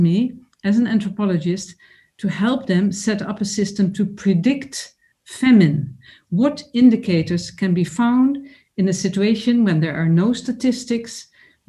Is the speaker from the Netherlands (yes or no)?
yes; Netherlands; I grew up in the Netherlands as a child of migrants from Sweden and Finland